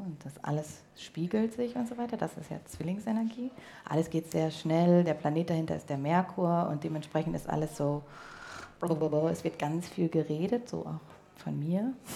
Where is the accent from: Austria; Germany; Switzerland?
Germany; Berlin; moved away; Berlin, obwohl es meine alte Heimat ist